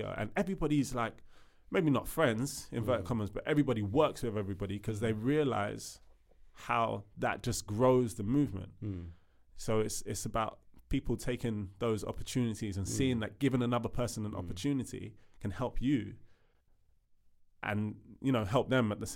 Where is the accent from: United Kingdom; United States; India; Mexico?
United Kingdom; also born or lived in Sierra Leone; I've lived here all my life, but I'm Sierra Leonean